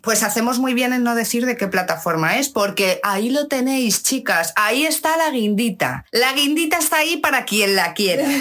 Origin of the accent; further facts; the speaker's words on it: Madrid, Community of Madrid, Spain; soy de Madrid